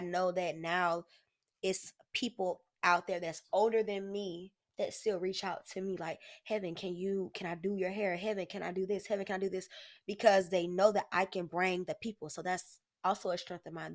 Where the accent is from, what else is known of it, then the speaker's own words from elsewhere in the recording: Jacksonville, Florida, United States; also born or lived in Oakland, California; I grew up on San Pablo